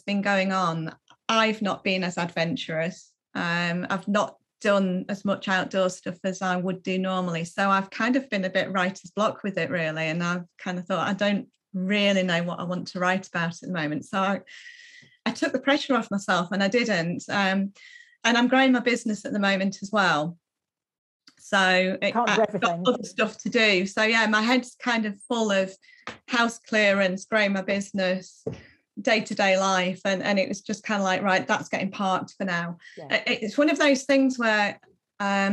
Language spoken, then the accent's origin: English; Malham, Yorkshire and the Humber, United Kingdom; now in West Yorkshire, United Kingdom; I grew up in a little village in the Yorkshire Dales, and that had Malham. I grew up in Malham